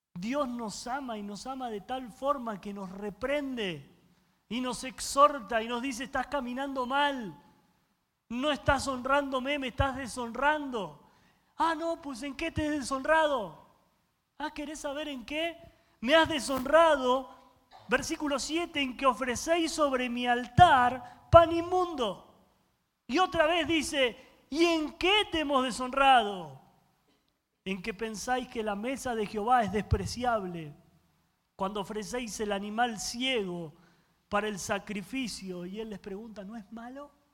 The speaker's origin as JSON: {"language": "Spanish", "country": "Argentina", "said": "yo soy argentino y los argentinos comemos carne"}